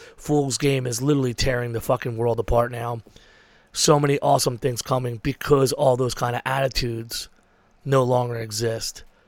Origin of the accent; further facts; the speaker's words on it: Philadelphia, Pennsylvania, United States; I was from Frankfurt, but rolling with Julieta dudes.